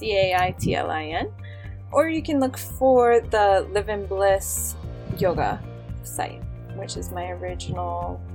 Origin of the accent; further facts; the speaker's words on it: Cleveland, Ohio, United States; also born or lived in Florida; now in Mexico; So I'm an American. I grew up in Cleveland, Ohio, and then lived in Florida. I've lived in Mexico for about 7 years now.